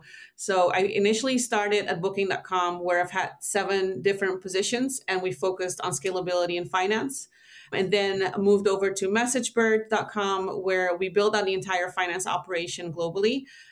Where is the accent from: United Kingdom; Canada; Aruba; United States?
Aruba; also born or lived in Netherlands; I call myself Dutch-ish because I was born in the Netherlands, but I've lived everywhere the most except for here. So I grew up in Aruba.